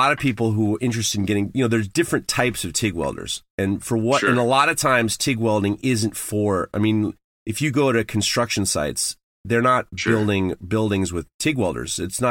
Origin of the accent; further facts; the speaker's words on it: Manhattan, New York, United States; I grew up in Manhattan. I didn't have to drive until I was in college.